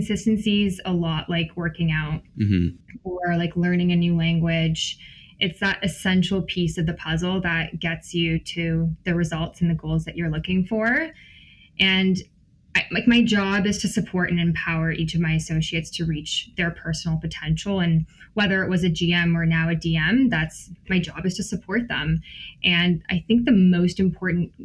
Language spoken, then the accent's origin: English; Wasaga Beach, Ontario, Canada; moved away; also born or lived in Guelph; I grew up in Wasega Beach